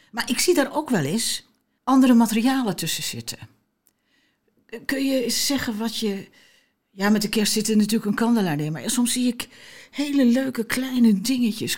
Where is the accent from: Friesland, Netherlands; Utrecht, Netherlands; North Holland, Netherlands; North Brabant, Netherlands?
North Holland, Netherlands; Amsterdam; ik kom dan uit Amsterdam